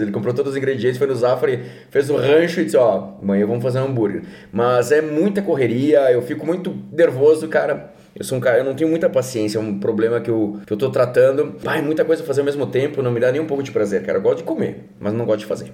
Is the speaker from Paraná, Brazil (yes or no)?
yes; Curitiba, Paraná, Brazil; now in Caxias do Sul, Brazil; eu nasci em Curitiba